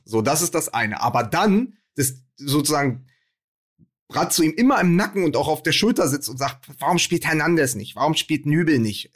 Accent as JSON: {"language": "German", "region": "Berlin", "country": "Germany", "said": "als Berliner"}